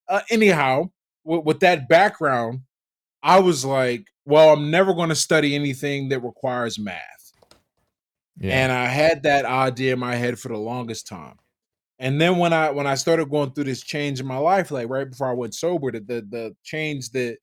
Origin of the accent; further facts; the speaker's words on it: Pittsburgh, Pennsylvania, United States; I grew up in Pittsburgh, Pennsylvania. Mm-hmm. Pittsburgh, Pennsylvania, and two housing projects. We lived in the Hill District housing projects, Addison Terrace